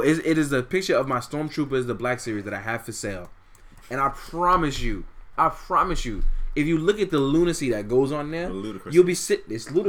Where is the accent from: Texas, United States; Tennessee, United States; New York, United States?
New York, United States; New York City; I grew up in Fort Greene, the worst neighborhood in Brooklyn.